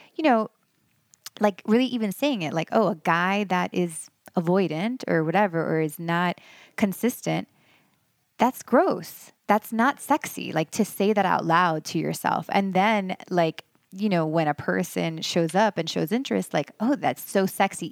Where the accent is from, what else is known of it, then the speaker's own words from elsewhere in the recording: Miami, Florida, United States; moved away as an adult; also born or lived in Los Angeles; now in Western North Carolina, United States; I loved growing up in Miami